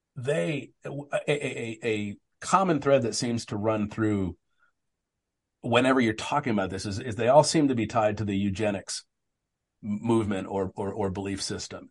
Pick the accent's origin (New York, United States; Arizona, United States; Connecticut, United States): Arizona, United States; I grew up in Arizona